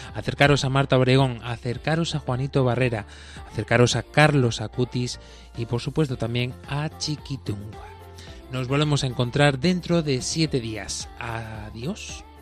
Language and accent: Spanish; Baeza, Andalusia, Spain; mi pueblo, donde yo soy originario, eh, Baeza, en Jaén, eh, Andalucía